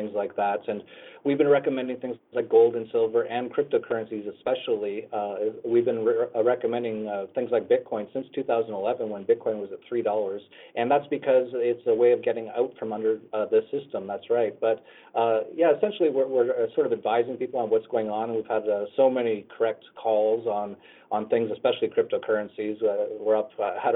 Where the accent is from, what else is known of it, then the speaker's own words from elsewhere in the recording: Canada; I grew up in Canada and started an internet company in Canada